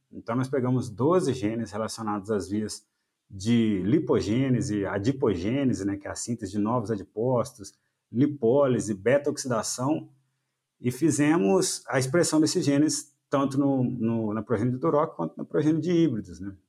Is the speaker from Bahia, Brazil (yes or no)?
no; Minas Gerais, Brazil; moved away as an adult; also born or lived in Viçosa, Brazil; now in Paraná, Brazil; eu sou mineiro